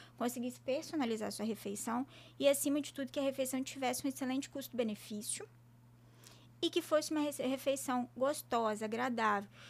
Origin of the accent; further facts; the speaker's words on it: Colatina, Espírito Santo, Brazil; also born or lived in Juiz de Fora, Minas Gerais; eu sou do Espírito Santo, de Colatina